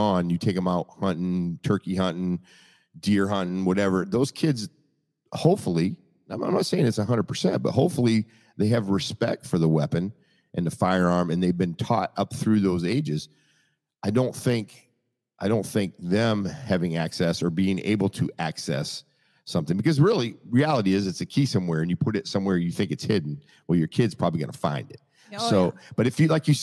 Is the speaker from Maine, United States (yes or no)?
yes; Maine, United States; when I grew up, I'm from Maine